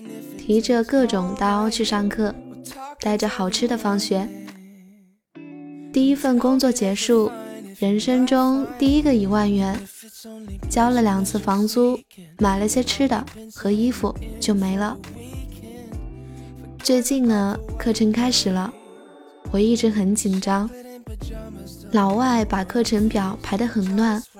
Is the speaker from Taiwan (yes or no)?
no; China; 自我介绍的时候，一听说我是中国人，巴基斯坦的人都上来和我握手。